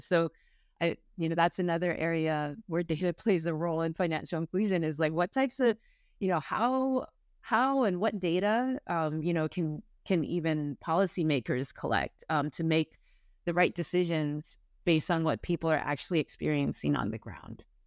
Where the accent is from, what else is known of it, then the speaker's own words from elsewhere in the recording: San Francisco, California, United States; I was born and raised in San Francisco